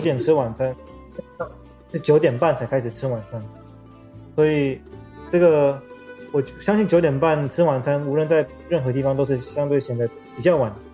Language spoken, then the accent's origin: Chinese; Taiwan; 我是来自台湾